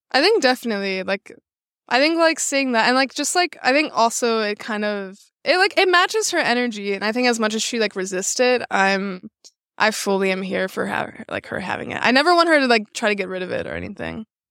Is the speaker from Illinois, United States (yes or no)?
yes; Chicago, Illinois, United States; moved away as an adult; now in Los Angeles, United States; I'm based out of Los Angeles right now. I didn't grow up there. I'm from Chicago